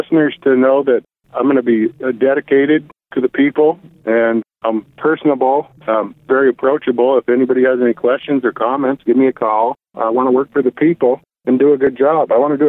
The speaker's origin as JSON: {"language": "English", "town": "Big Sandy", "region": "Montana", "country": "United States", "tie": "born or raised there", "said": "I was born and raised around Big Sandy area. I've been there my whole life, been a rancher most of my life, lived on a ranch."}